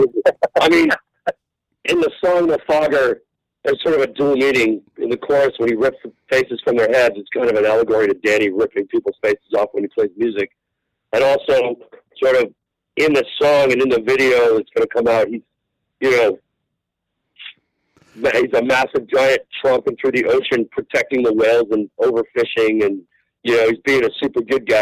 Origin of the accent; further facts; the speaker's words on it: West Coast, United States; I grew up on the West Coast.